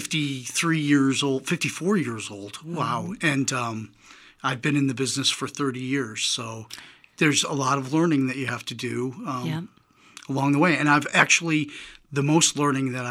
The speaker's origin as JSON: {"language": "English", "region": "New York", "country": "United States", "tie": "born or raised there", "moved": "yes", "said": "I grew up in New York, and my mom was an avid reader"}